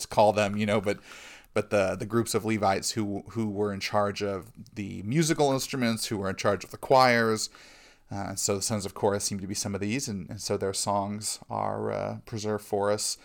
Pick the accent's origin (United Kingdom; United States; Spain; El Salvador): United States; as American Christians